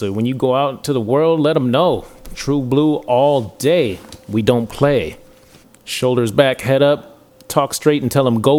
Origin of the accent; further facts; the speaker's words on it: Ann Arbor, Michigan, United States; how come we didn't know this growing up in Ann Arbor?